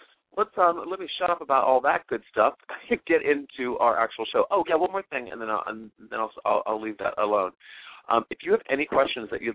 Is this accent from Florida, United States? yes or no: no; Pittsburgh, Pennsylvania, United States; my hometown's Pittsburgh, Pennsylvania